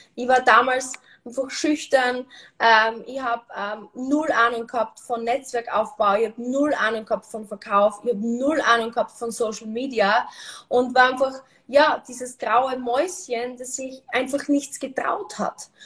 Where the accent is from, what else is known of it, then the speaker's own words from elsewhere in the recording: Austria; bei uns in Österreich sagt man Karenz